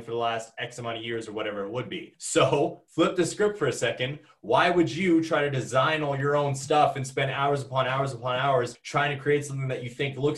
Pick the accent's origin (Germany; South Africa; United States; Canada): Canada; Ontario; growing up in Ontario